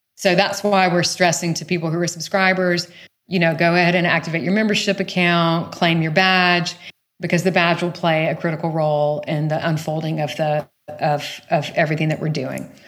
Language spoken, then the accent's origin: English; small town outside of Savannah, Georgia, United States; moved away; I grew up in the rural south